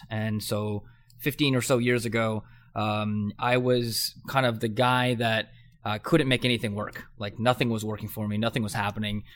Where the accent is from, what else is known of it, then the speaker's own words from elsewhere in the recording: Southern California, United States; I grew up in Southern California.